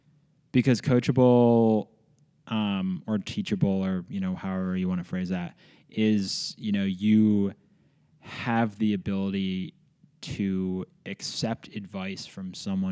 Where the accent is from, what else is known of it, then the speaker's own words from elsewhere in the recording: Philadelphia, Pennsylvania, United States; now in Bozeman, United States; So I grew up in the middle of Philadelphia. I used to say I was like the Fresh Prince. I was born in West Philadelphia.